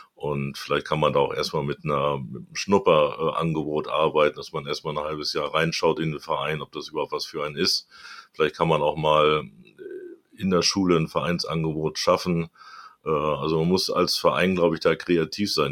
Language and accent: German; Hamburg, Germany; ich bin Hamburger Jung, äh, also bin in Hamburg groß geworden